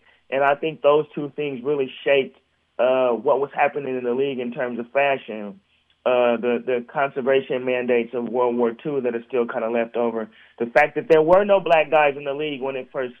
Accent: Portland, Oregon, United States; I grew up in Portland, Oregon, which is a basketball-rich city.

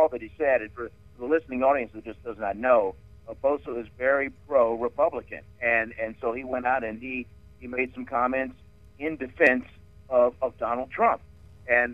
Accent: Richmond, Virginia, United States; born or raised there; moved away

